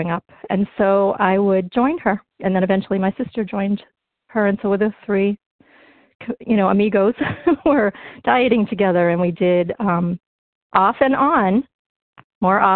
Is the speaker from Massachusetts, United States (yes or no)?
yes; North Shore of Massachusetts, United States; now in Berkshires, United States; I grew up in the North Shore of Massachusetts